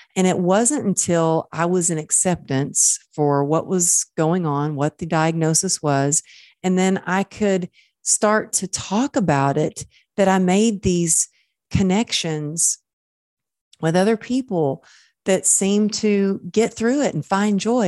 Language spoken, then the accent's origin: English; Dallas, Texas, United States; now in Los Angeles, United States; We're moving near my hometown back in Dallas